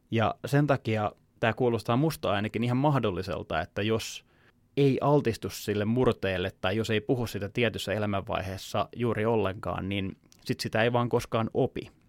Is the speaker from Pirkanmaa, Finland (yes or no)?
yes; Tampere, Pirkanmaa, Finland; Mä en osaa puhua Tamperetta, vaikka mä oon kasvanut Tampereella, mä oon tamperelaista perheestä.